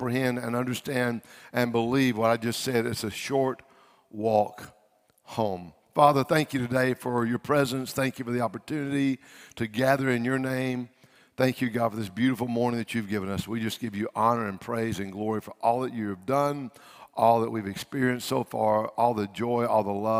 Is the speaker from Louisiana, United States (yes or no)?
yes; Louisiana, United States; I'm from Louisiana